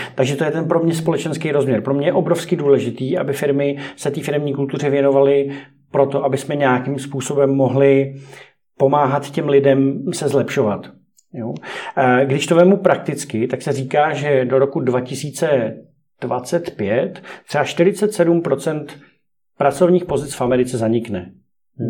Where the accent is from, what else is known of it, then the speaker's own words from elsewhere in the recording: Greece; jak jsem z, z Řecka